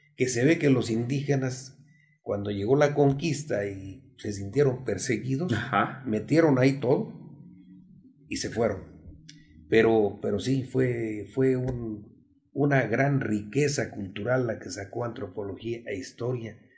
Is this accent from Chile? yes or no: no; El Arenal, Hidalgo, Mexico; el nombre de mi pueblo y el nombre de mi municipio, que es el Arenal Hidalgo